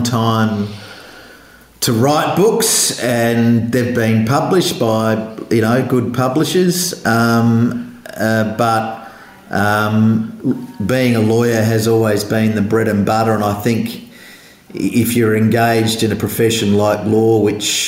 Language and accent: English; Adelaide, South Australia, Australia; moved away as an adult; now in Sydney, Australia; I grew up in Adelaide before coming back here for work